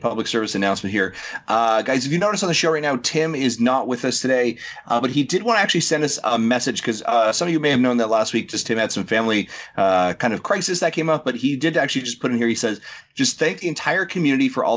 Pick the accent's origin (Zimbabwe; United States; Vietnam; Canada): Canada